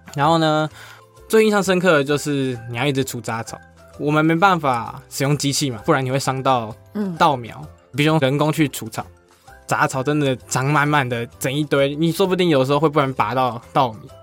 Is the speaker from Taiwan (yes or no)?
yes; Beipu, Hsinchu County, Taiwan; 我就算在北浦生活了十八年，快十九年